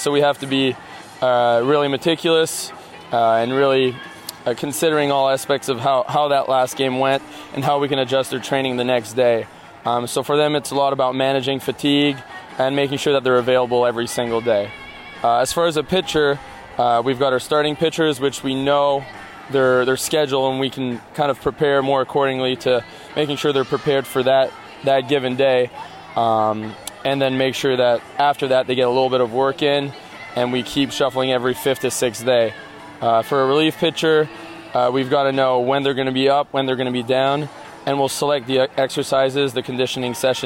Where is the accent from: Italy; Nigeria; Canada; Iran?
Canada; Ottawa, Ontario; moved away as an adult; now in Omaha, United States; in my hometown in Ottawa, we had a minor league team of the Expos